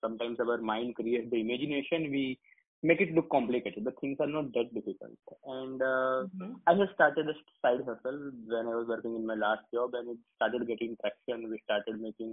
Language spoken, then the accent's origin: English; Gujarat, India; I'm born and brought up in Gujarat. I'm a Gujarati.